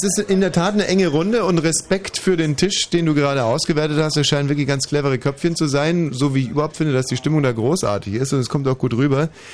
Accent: Germany; ich bin hier in Deutschland aufgewachsen, bin stolz darauf

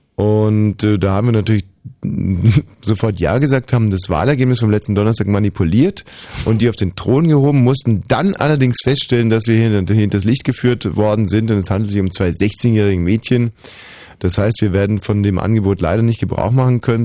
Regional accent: Bavaria, Germany; da wo ich herkomme, ist jetzt nicht ganz China, sondern Bayern

